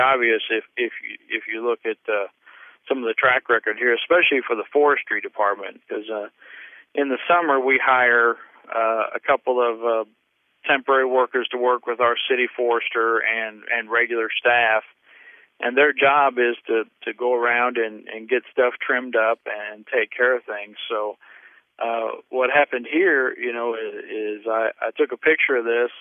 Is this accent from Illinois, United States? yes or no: yes; Carbondale, Illinois, United States; accent: southern; I was born and raised here in Carbondale. Illinois